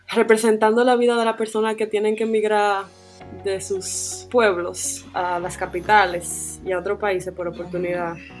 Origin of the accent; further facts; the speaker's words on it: Santiago de los Caballeros, Santiago, Dominican Republic; moved away as an adult; also born or lived in Santo Domingo; yo soy de Santiago, le dije que me iba para la capital